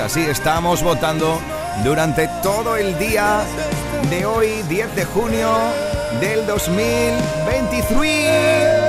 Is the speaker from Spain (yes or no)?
yes; Huelva, Andalusia, Spain; desde mi tierra, desde Huelva